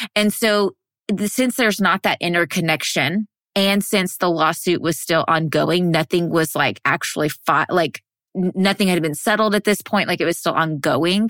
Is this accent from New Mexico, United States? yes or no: no; Texas, United States; I'm from Texas. I was born and raised in Texas